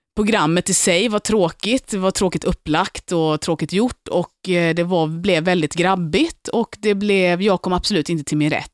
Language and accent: Swedish; Lund, Skåne, Sweden; moved away as an adult; also born or lived in Gothenburg; now in Stockholm, Sweden; jag är från Lund, jag är uppväxt i Lund.